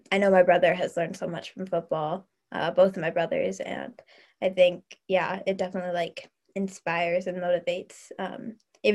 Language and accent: English; Fort Wayne, Indiana, United States; my hometown of Fort Wayne, Indiana